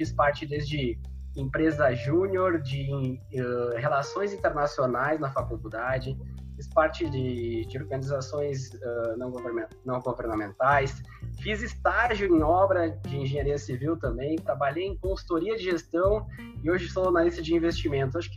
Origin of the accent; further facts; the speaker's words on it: Sobradinho, Rio Grande do Sul, Brazil; born there; tenho atualmente os 24 anos. Eu sou nascido em, em Sobradinho, no região centro-serra aí do estado do Rio Grande do Sul, cidadezinha de 15 mil habitantes, né?